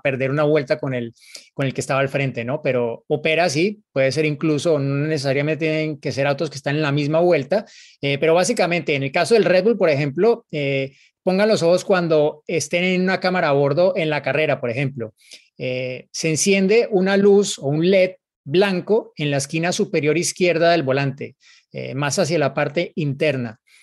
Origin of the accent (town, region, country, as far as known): Colombia